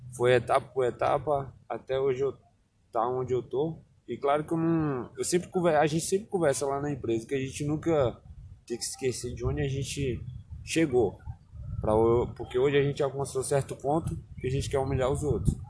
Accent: Barreiras, Bahia, Brazil; also born or lived in Alagoas; now in Luís Eduardo Magalhães, Brazil; Eu antes morava em Barreiras, que eu não passei a minha vida toda foi praticamente em Barreiras, porque na verdade eu sou alagoano.

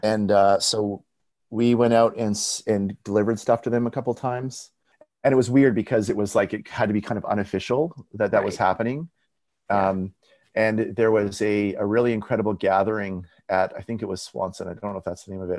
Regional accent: Abbotsford, British Columbia, Canada; where I grew up in Abbotsford, like where I went to high school and elementary school

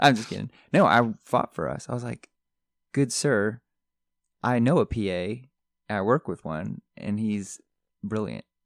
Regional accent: Connecticut, United States; moved away; I grew up in Connecticut

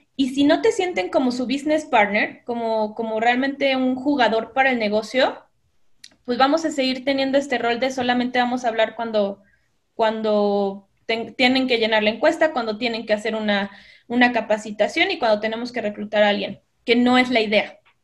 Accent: Veracruz, Mexico; moved away as an adult; also born or lived in Costa Rica / Mexico City; yo soy de Veracruz, por eso me encanta el café, eh, amo el café, soy de Veracruz. En Veracruz estudié publicidad

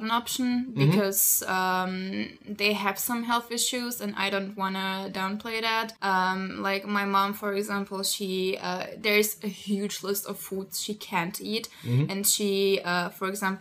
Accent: Slovakia; I'm coming from Slovakia

